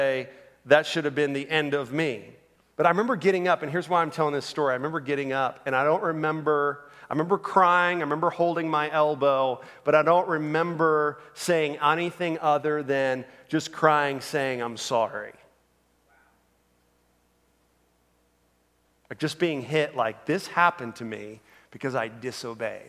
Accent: Orlando, Florida, United States; I grew up in Orlando, Florida

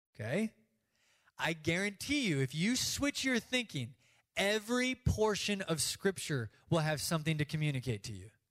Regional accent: United States; we do as American Christians

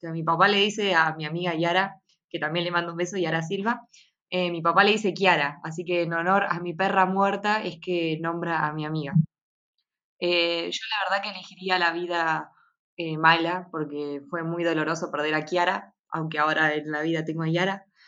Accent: Bahía Blanca, Buenos Aires Province, Argentina; no toda mi vida en Bahía Blanca, como que me sentiría muy asfixiada viviendo toda mi vida en la misma ciudad

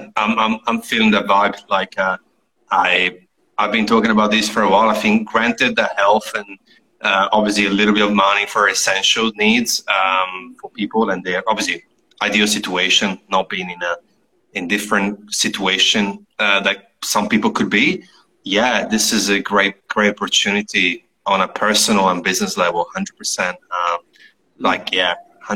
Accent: Italy; moved away; I come from Italy.

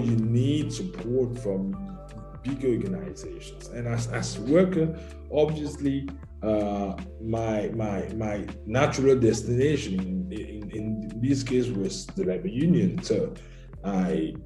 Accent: Cameroon; moved away as an adult; now in Italy; My home country is Cameroon in Central Africa. I was born in Cameroon and I came to Italy about 22 years back.

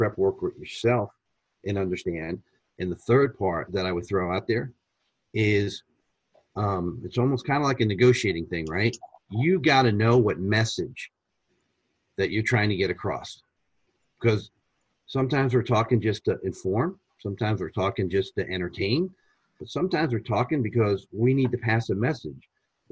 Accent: United States; being American, we're speaking English to an Italian

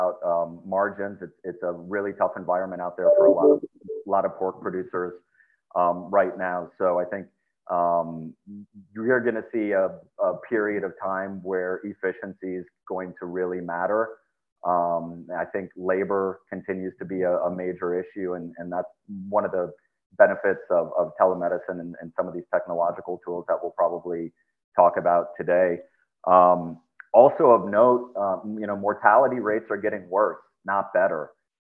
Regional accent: Northwest Iowa, United States; I grew up in Northwest Iowa, came from a background around the farms

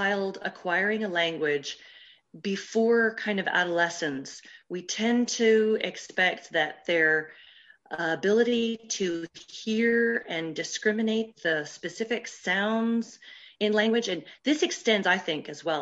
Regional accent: Dallas, Texas, United States; accent: American; first language English; moved away as an adult; also born or lived in Ireland / Germany; now in France; as you may be able to guess from my accent, I'm an American, and I was trained as a speech language pathologist in Texas. I come from Dallas

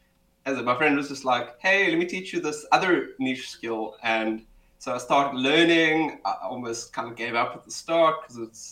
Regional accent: Cape Town, Western Cape, South Africa; I'm South African, Cape Townian, born and bred. I might be the stereotype, just not my accent. I always seem to, people always like, hey, you sound like you're from Joburg or Durban.

